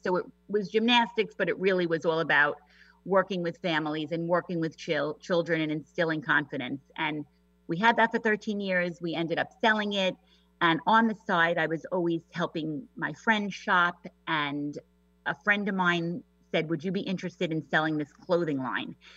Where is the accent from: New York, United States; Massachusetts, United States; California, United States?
New York, United States; accent: New York; moved away as an adult; now in Washington, United States; I'm a native New Yorker, if you couldn't tell from my accent